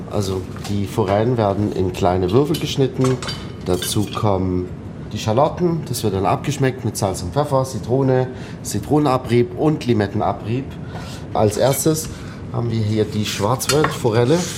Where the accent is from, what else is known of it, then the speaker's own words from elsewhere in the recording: Abu Dhabi, United Arab Emirates; moved away; also born or lived in Tunisia; Also, also ich bin in Abu Dhabi aufgewachsen. Mein Vater hat dort gearbeitet für eine französische Ölfirma und irgendwann 92, 93 haben wir Abu Dhabi verlassen, sind wir nach Tunesien